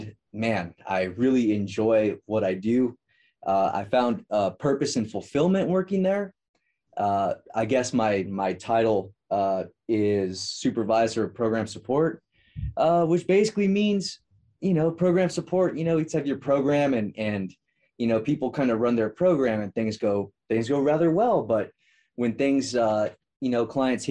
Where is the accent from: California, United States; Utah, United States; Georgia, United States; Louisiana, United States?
California, United States; Merced; I'm from Merced, California, which is right between Fresno and Modesto.